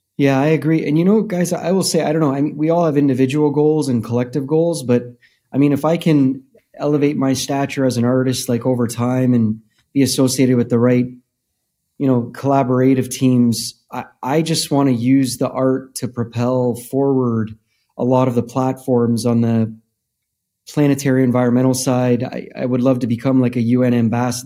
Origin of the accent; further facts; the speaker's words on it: Canada; we grew up in Canada